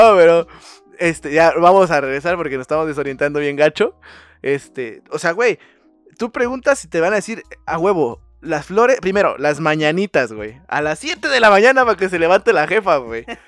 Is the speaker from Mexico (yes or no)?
yes; Mexico; nosotros como ciudadanos y como hijos mexicanos